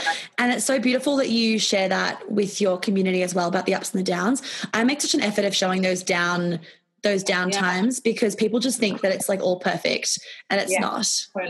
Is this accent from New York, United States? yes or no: yes; New York, United States; also born or lived in Melbourne, Australia; And I was born in Melbourne, but we moved when I was 18 months old, I think. So I don't actually remember living in Melbourne before New York.